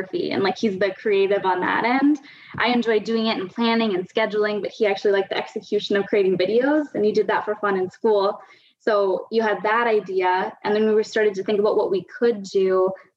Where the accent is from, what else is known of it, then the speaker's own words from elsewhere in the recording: Guelph, Ontario, Canada; now in Toronto, Canada; I grew up countryside outside of Guelph, so never in the city.